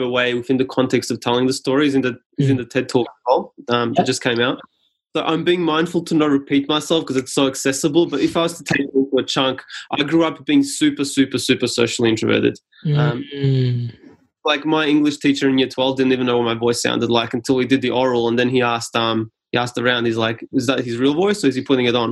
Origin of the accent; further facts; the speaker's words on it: Australia; first language Serbian; English is a second language; I came to Australia as like a refugee of 4 years old or so.